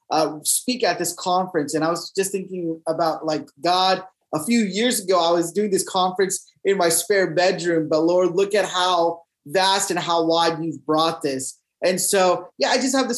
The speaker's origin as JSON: {"language": "English", "town": "Dallas", "region": "Texas", "country": "United States", "tie": "born or raised there", "said": "I'm born and raised in Dallas, Texas."}